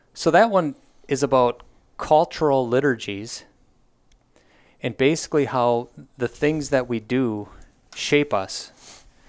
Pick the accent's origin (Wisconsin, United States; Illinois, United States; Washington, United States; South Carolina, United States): Wisconsin, United States; born and raised in Wisconsin, went through the whole Wells, Wisconsin Synod system.